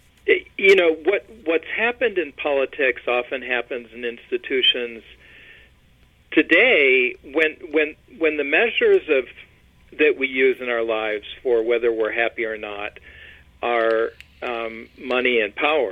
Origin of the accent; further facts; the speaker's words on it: Michigan, United States; moved away; also born or lived in Chicago; I am originally from Michigan, and family on both sides there, back there for generations